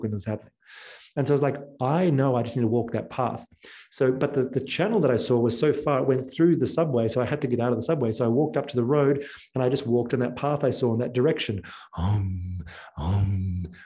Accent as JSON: {"language": "English", "country": "New Zealand", "also_born_or_lived": "Australia", "moved": "yes", "said": "I'm from New Zealand"}